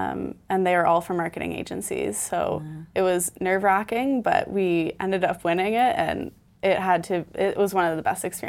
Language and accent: English; Milton, Ontario, Canada; now in Toronto, Canada; I'm from Milton.